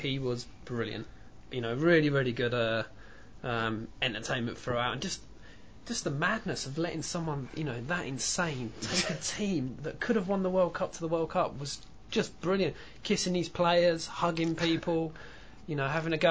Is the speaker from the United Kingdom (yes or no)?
yes; England, United Kingdom; moved away; originally being English